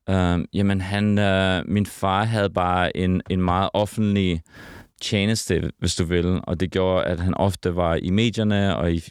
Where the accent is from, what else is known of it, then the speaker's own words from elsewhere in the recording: Herning, Central Denmark Region, Denmark; also born or lived in Sydney, Australia; now in Copenhagen, Denmark; Vi voksede op i Herning. Okay. I det mørke Jylland.